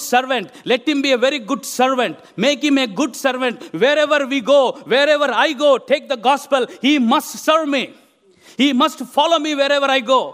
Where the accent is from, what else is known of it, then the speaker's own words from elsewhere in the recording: India; moved away as an adult; now in England; where I come from India